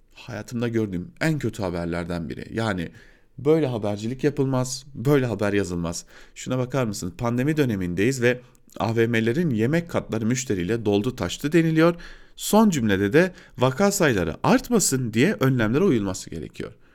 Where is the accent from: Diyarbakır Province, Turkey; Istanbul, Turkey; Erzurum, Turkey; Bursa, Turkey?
Diyarbakır Province, Turkey; Diyarbakır; moved away as an adult; ben de Diyarbakırlıyım. Orada doğdum, orada büyüdüm